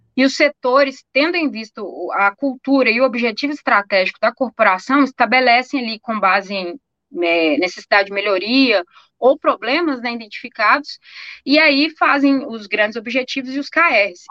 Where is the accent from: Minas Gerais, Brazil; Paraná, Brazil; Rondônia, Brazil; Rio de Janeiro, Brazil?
Minas Gerais, Brazil; a gente é mineira desconfiado